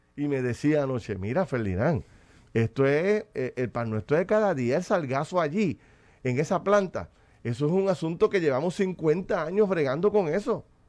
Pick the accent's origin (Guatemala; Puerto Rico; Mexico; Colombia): Puerto Rico; como puertorriqueño en mi casa